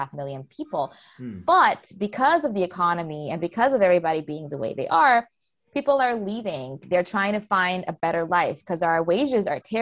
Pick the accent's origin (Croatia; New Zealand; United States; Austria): Croatia; I was born in Croatia.